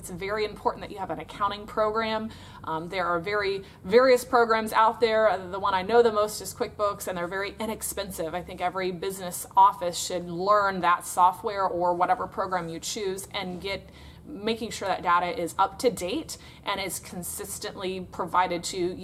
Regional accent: Florida, United States; I'm from Florida in the United States of America

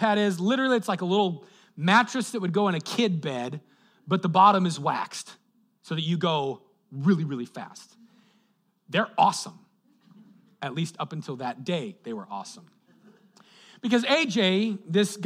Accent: Colorado, United States; moved away; I grew up in Colorado.

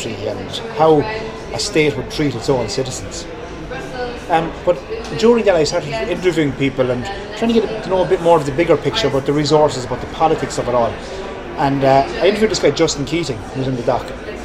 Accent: Tipperary, Munster, Ireland; also born or lived in Mayo; I'm from Tipperary

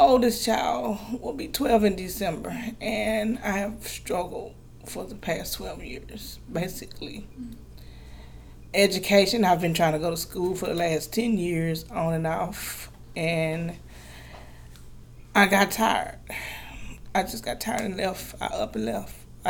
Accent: Grenada, Mississippi, United States; now in Texas, United States; I'm a single mother of five children. I come to Texas from Grenada, Mississippi.

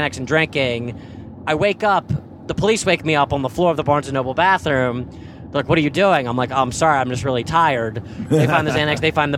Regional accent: Columbia, Maryland, United States; moved away; also born or lived in Florida; I'm from Columbia, Maryland

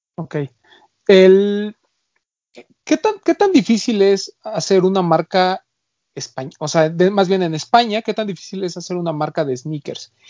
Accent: Mexico; de este lado, en, en México

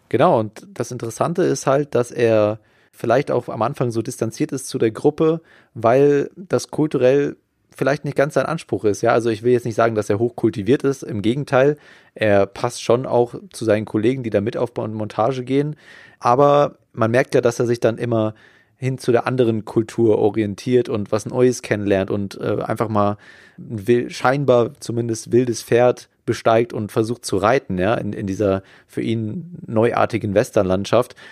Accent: Germany; als Deutscher

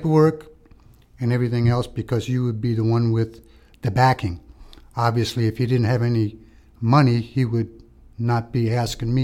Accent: New York City, New York, United States; also born or lived in Malta; I was just a wild kid in New York City, getting in trouble

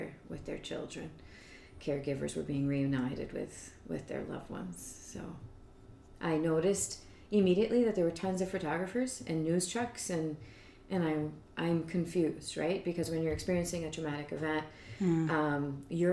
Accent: Hartford County, Connecticut, United States; moved away as an adult; also born or lived in Canada; we had never lived anywhere outside of Hartford County before

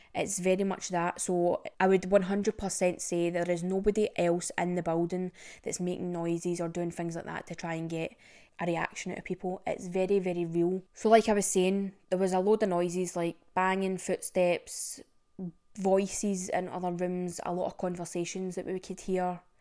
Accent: Scotland, United Kingdom; I'm Scottish and never been to Loch Ness.

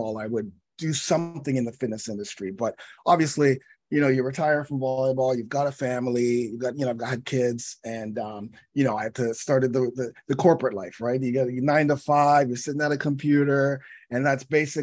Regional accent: Toronto, Ontario, Canada; I'm from Toronto.

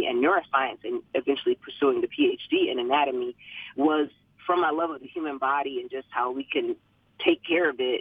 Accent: Savannah, Georgia, United States; I grew up in Savannah, Georgia, so we're deep south

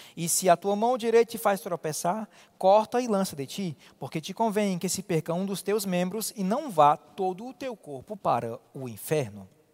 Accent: Ceará, Brazil; como cearense

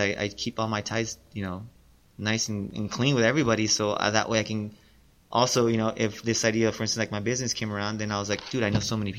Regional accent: United States; I'm American

